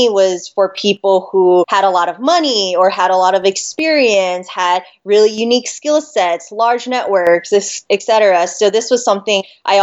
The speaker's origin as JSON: {"language": "English", "town": "Las Vegas", "region": "Nevada", "country": "United States", "tie": "born or raised there", "also_born_or_lived": "Hawaii", "said": "I was born in Hawaii and then grew up in Vegas"}